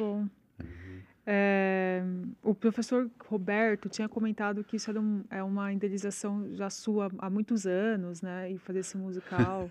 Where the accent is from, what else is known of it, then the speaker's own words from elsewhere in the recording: São Paulo, Brazil; moved away as an adult; eu sou de São Paulo, sempre morei em São Paulo, né? A vida Sim. inteira. Agora que eu moro aqui.